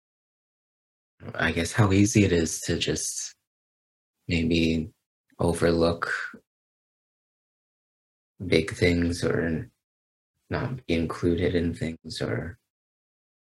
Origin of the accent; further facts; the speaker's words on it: Canada; as a Canadian